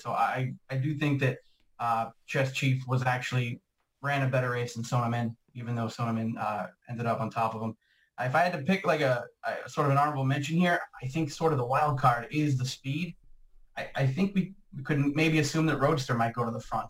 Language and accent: English; Boston, Massachusetts, United States; I'm from the Boston area